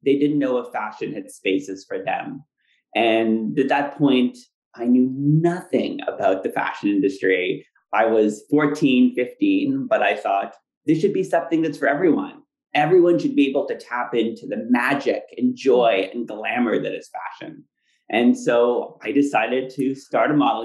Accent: Ottawa, Ontario, Canada; moved away as an adult; now in New York, United States; growing up in Ottawa, which is a great city, but when I was there, it was still pretty conservative

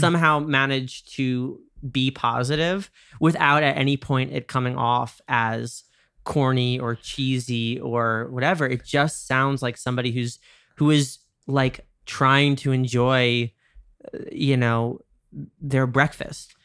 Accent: New York, United States; I'm from New York

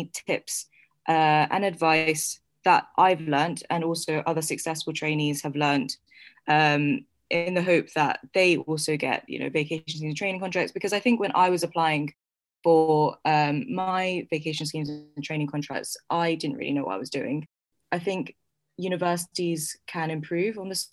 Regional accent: London, United Kingdom; also born or lived in New York; So I was actually born in New York. I moved to London when I was less than a year old. So I grew up in London.

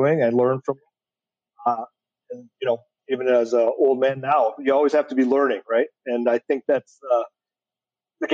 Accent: Detroit, Michigan, United States; I grew up in Metro Detroit.

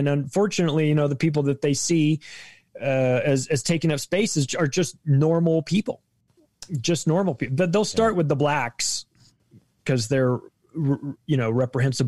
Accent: California, United States; moved away as an adult; I don't live in California now, but I grew up there, lived there for 35 years. I'm essentially a Californian.

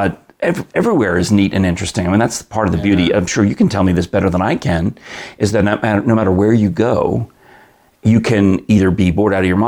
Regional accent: New York, United States; moved away; also born or lived in Los Angeles / Washington, D.C.; I grew up in New York and my dad would take me to the Mets games at Shea Stadium

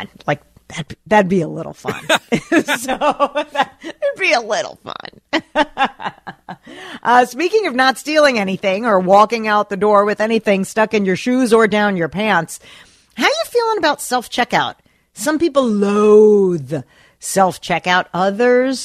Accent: New Jersey, United States; now in Minnesota, United States; I'm from New Jersey

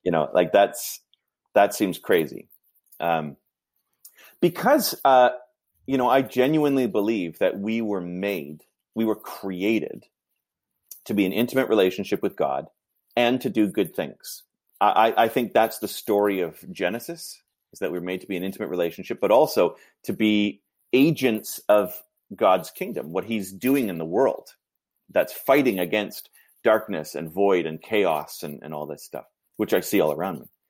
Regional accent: Vancouver, British Columbia, Canada; also born or lived in Toronto; I grew up in Vancouver

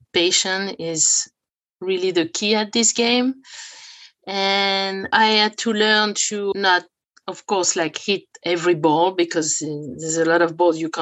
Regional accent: France; now in Los Angeles, United States; I grew up in France

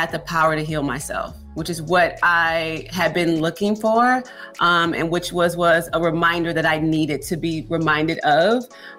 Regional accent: Houston, Texas, United States; No, born and raised in Houston, Texas.

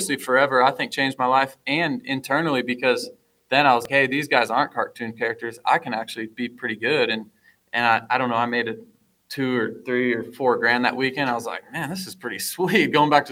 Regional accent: Fort Dodge, Iowa, United States; I'm some kid from Fort Dodge, Iowa

